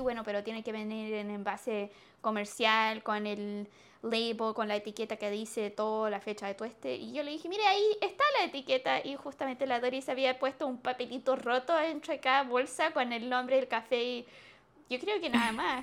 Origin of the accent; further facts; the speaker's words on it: Chile; siendo chilena